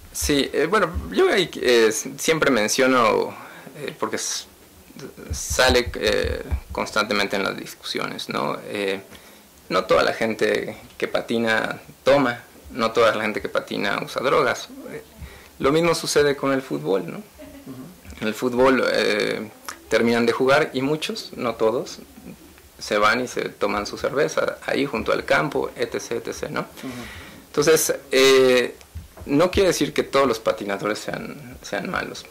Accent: Mexico

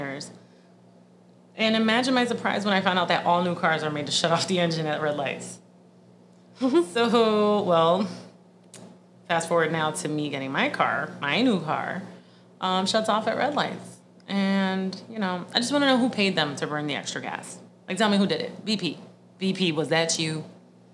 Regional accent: Puerto Rico; moved away; growing up in Puerto Rico

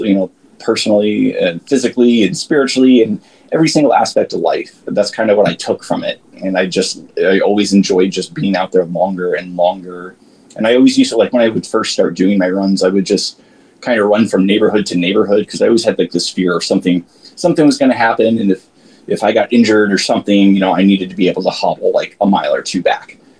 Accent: Florida, United States; moved away as an adult; now in Montana, United States; originally uh, born and raised in Florida. I recently moved to Montana two years ago

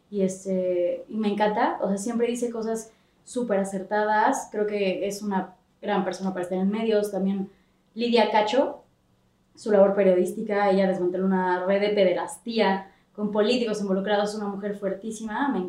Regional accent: Mexico; Somos mexicanos, somos así, cotorreamos.

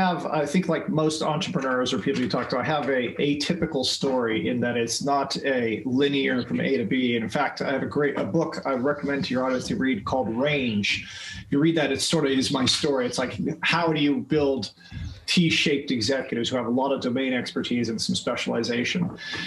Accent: Philippines; also born or lived in Micronesia; And then I was raised in the Philippines after that.

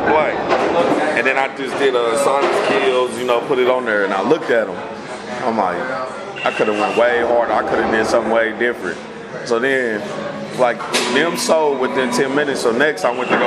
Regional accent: Muskogee, Oklahoma, United States; growing up in this vicinity

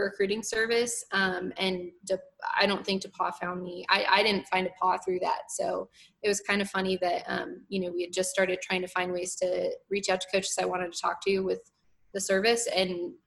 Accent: Arizona, United States; moved away as an adult; I'm from Arizona

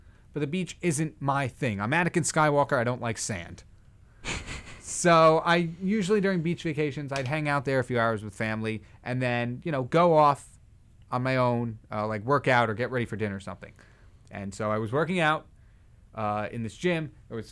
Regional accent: Manalapan, New Jersey, United States; moved away as an adult; I'm from Manalapan

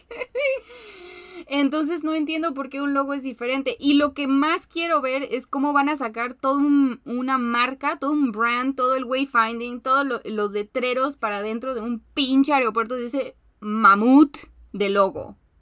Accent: Mexico

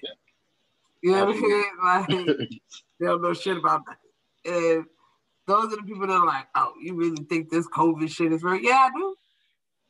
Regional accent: New York, United States; life as I knew it, like the basic day-to-day things were shifted for me as a New Yorker post 9/11

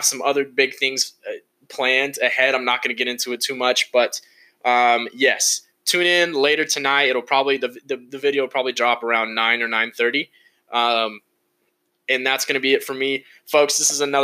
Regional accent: Fresno, California, United States; now in Reno, United States; I'm originally from Fresno, California. Shout out to the 559

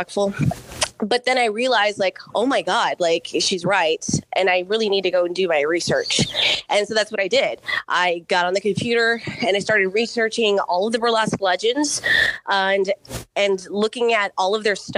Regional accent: Corpus Christi, Texas, United States; moved away as an adult; now in Houston, United States; I'm originally from Corpus Christi, Texas, born and raised in Corpitos

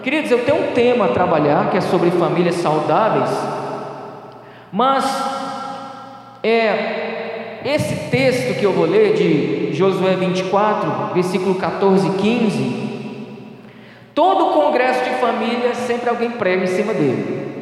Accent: Northeast Region, Brazil; Eu sou nordestino

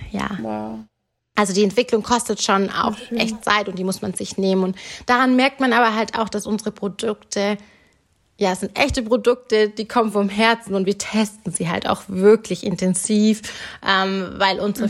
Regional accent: Germany; ich bin in Deutschland geboren und sozialisiert worden

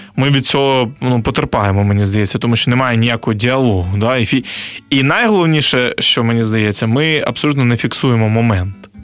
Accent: Chornomorsk, Odesa Oblast, Ukraine; now in Kyiv, Ukraine; Я з російськомовного регіону, я з Одещини, з міста Чорноморськ раніше це Лічівськ.

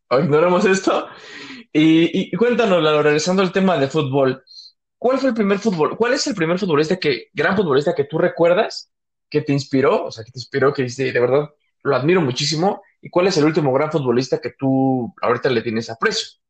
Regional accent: Mexico; y hablando todo de esto, pues como mexicano, pues creo que de los mayores sueños de todo niño, de todo adolescente, es ser futbolista.

